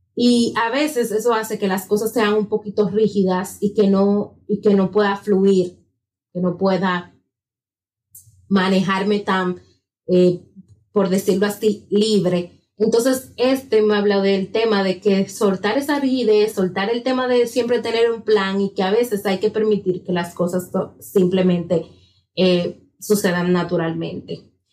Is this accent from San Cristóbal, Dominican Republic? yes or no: no; La Romana, Dominican Republic; moved away as an adult; now in Santo Domingo, Dominican Republic; cuando yo viví en La Romana por 26 años de mi vida, luego tuve que venir a residir a Santo Domingo